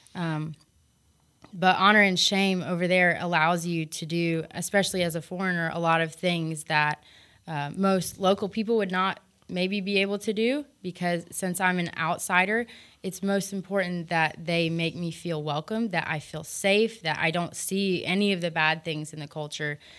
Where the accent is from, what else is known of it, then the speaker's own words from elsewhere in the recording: United States; moved away; I was from America